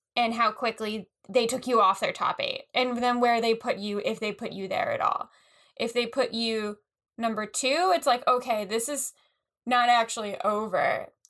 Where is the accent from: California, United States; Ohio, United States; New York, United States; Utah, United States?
New York, United States; we're from New, New York